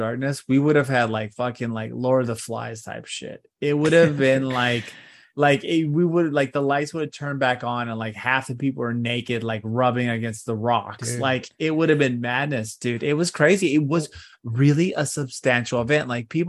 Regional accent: Texas, United States; this is the Texas I grew up in, right? I grew up in the Texas where like Houston and then like Austin and San Antonio is kind of like that triangle.

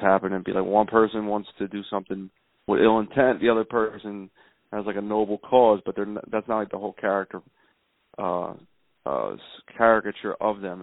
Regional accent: Philadelphia, Pennsylvania, United States; I'm from South Philly and in South Philly when I was growing up in the late 80s early 90s

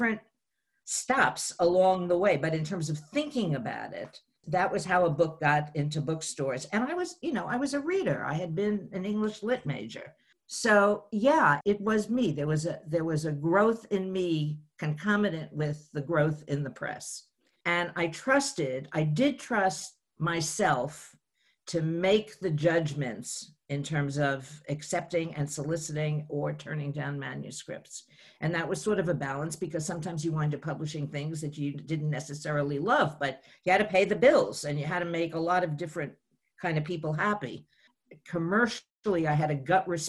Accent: New York City, New York, United States; from the Bronx

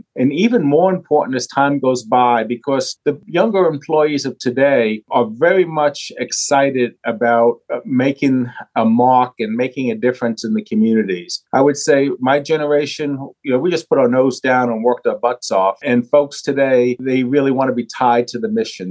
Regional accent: New York City, New York, United States; moved away; Born and raised in New York City, you might be able to hear some of that from the accent

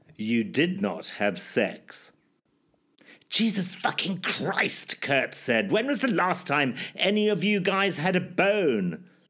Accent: Zimbabwe; my life growing up in Zimbabwe, or formerly Rhodesia

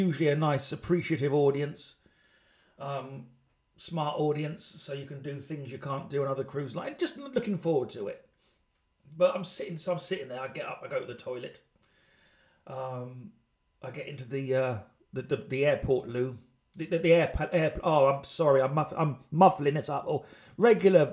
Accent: United Kingdom; I'm British

